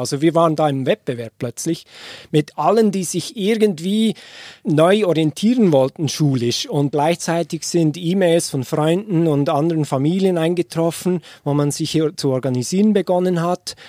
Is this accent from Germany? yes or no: no; Switzerland; moved away as an adult; also born or lived in Washington, United States; ich als Schweizer mit den beiden Kindern in die Schweiz kommen würde